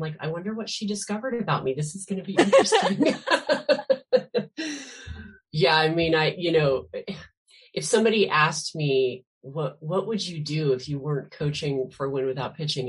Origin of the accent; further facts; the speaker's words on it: Spokane, Washington, United States; now in Seattle, United States; I am actually from Spokane, Washington. Okay. That's where I grew up. Yep. And I live in Seattle now, but I grew up on a little farm in Spokane and was a very lucky kid.